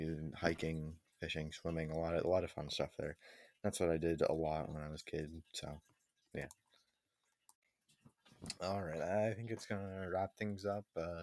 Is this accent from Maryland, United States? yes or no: no; Milton, Vermont, United States; also born or lived in Burlington; All right, I was born in Burlington at the hospital that used to be Fellow Child and Healthcare on October 15th, 2006. I was 9 pounds, 14 ounces when I was born, so pretty heavy. I grew up in Milton with my mom, dad, my brother, and sister.